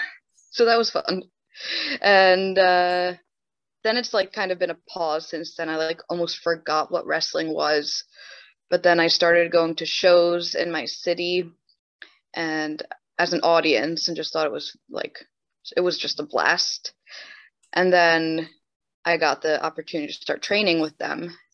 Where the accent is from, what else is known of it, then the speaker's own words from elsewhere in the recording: New Jersey, United States; also born or lived in Sweden; I'm born and raised in New Jersey